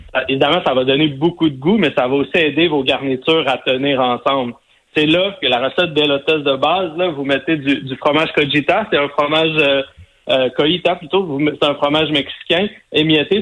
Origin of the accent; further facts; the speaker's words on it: Sainte-Madeleine, Quebec, Canada; moi, je viens de Sainte-Madeleine, la rive sud de Montréal